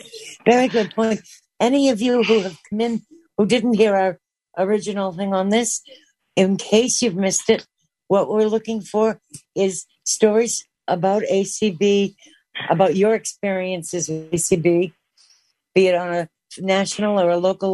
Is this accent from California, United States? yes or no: no; Boston, Massachusetts, United States; accent: Boston; my Boston accent